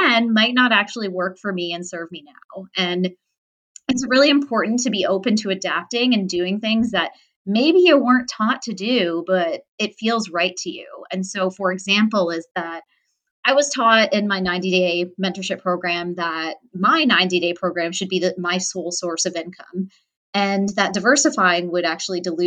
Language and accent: English; Toronto, Ontario, Canada; I'm from Toronto.